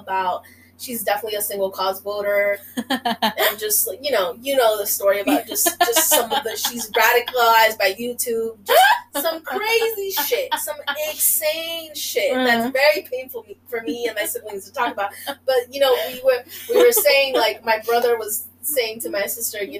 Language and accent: English; Oregon, United States; accent: Mexican; also born or lived in Bronx, New York; now in New York, United States; I'm from Oregon, about an hour away from Portland